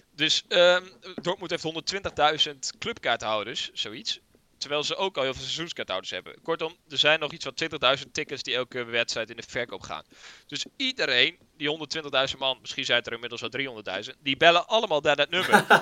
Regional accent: Netherlands; wij zijn Nederlanders

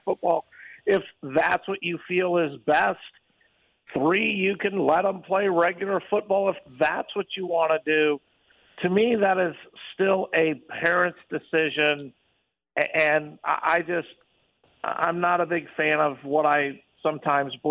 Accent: Midwest, United States; now in Las Vegas, United States; I grew up in the Midwest, and they get a lot of snow

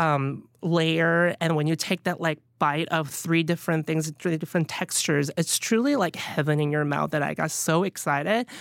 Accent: Pohang, North Gyeongsang, South Korea; also born or lived in Alabama; now in New York City, United States; growing up in Pohang

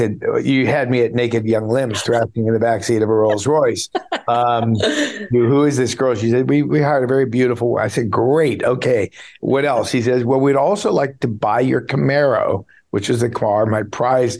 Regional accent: Beverly Hills, California, United States; I grew up in Beverly Hills

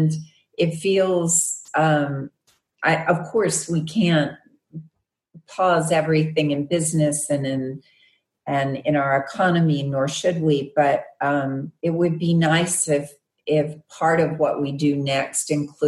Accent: Arkansas, United States; Yes, I know. I'm from Arkansas. So West Memphis is in Arkansas.

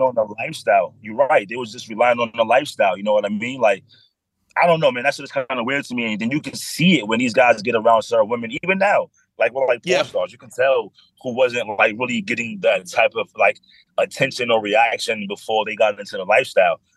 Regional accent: New York City, New York, United States; I grew up in the Bronx, one seven five

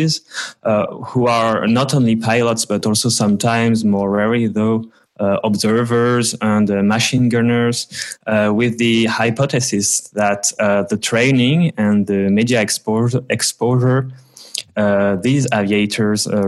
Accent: Vosges mountains, Grand Est, France; my hometown in the Vosges mountains, so in France, in northeastern France.

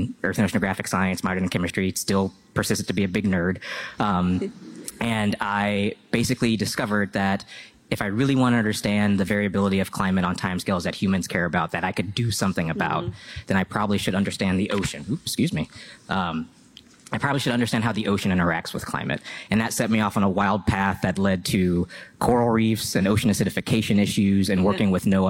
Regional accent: Nashville, Tennessee, United States; I grew up in Nashville, Tennessee.

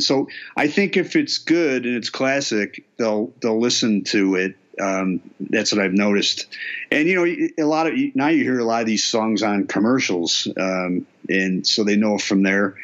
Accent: Berwyn, Illinois, United States; I grew up in Berwyn

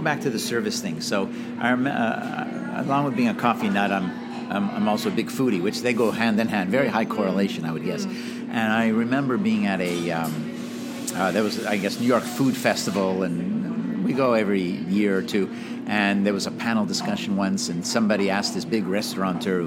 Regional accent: Montreal, Quebec, Canada; moved away; growing up in Montreal

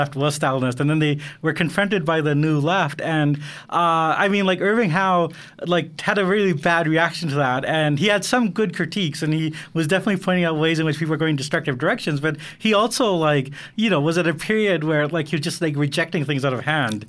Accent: Canada; I'm Canadian

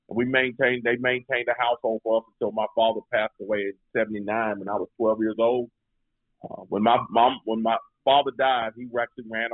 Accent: Greensboro, North Carolina, United States; born or raised there

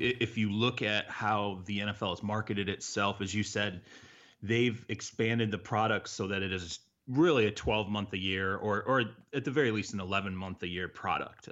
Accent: Michigan, United States; I grew up in Michigan

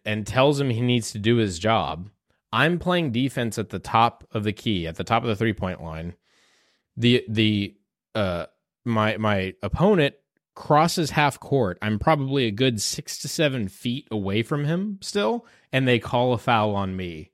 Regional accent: Houston, Texas, United States; moved away; I'm from Houston

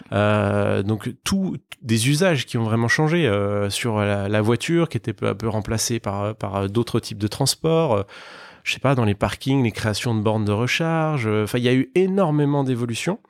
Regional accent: Besançon, Bourgogne-Franche-Comté, France; moved away as an adult; also born or lived in Lyon / Paris / Madrid; je suis originaire de l'est de la France. Je viens d'une petite ville qui s'appelle Besançon. Euh, j'ai fait toutes mes études là-bas

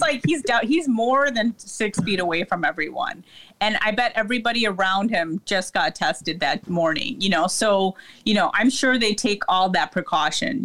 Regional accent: Lincolnwood, Illinois, United States; I grew up in Lincolnwood

